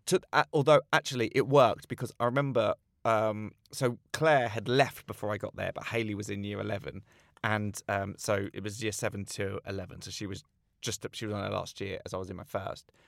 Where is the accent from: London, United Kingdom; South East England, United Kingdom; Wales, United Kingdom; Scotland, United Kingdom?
South East England, United Kingdom; Slough; I grew up in Langley in Slough.